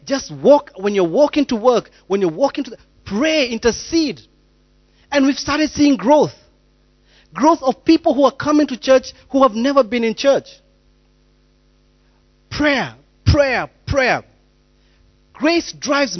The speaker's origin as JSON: {"language": "English", "town": "Rongai", "country": "Kenya", "tie": "born or raised there", "moved": "yes", "said": "I grew up in Deliverance Church Rongai, and we used to launch churches like popcorn"}